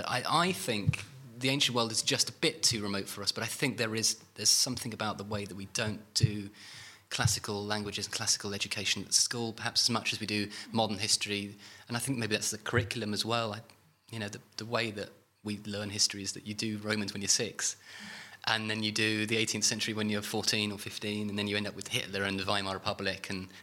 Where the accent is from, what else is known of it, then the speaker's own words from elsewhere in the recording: United Kingdom; we're British.